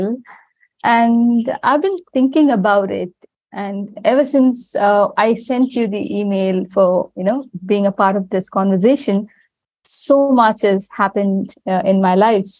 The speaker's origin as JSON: {"language": "English", "town": "Chennai", "region": "Tamil Nadu", "country": "India", "tie": "born or raised there", "moved": "yes", "lives_now": "Dubai, United Arab Emirates", "said": "I live in the UAE, but I was born and raised in India"}